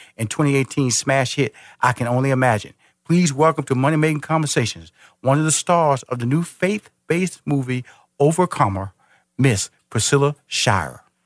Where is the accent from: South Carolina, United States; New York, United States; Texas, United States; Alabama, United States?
Texas, United States; Houston; now in Atlanta, United States; I was born and raised in Houston. Yep. I'm now based in Atlanta, Georgia